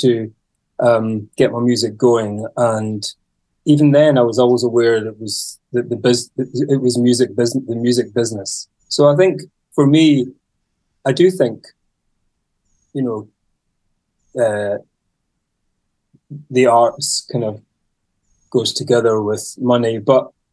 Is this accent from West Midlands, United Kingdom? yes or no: no; Isle of Mull, Scotland, United Kingdom; I come from the Isle of Mull and the Hebrides. So it's just, that's a kind of a group of islands on the west coast of Scotland in the Atlantic.